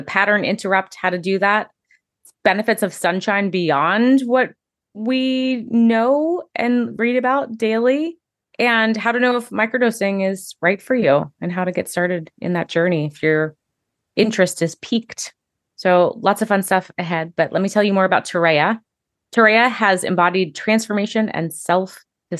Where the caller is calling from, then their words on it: New York City, New York, United States; I'm tuning in from New York City today, joined by my sister across the country in Las Vegas.